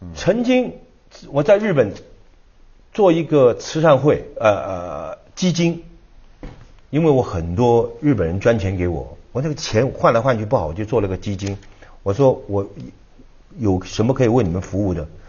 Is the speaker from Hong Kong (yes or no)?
yes; Hong Kong; 我是在香港长大